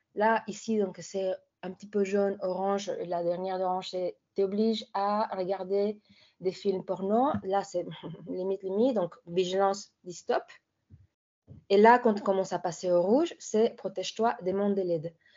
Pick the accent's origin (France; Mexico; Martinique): Mexico; moved away; chez moi au Mexique